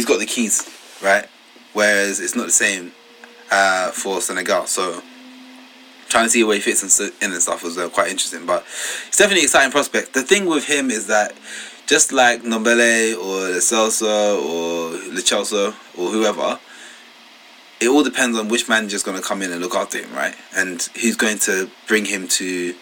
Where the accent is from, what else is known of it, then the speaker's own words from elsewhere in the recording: Ghana; I'm from Ghana, so a West African country